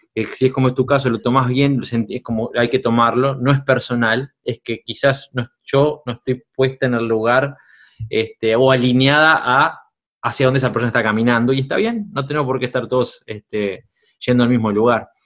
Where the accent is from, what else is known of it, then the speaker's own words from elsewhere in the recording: Uruguay; Uruguay, mi país natal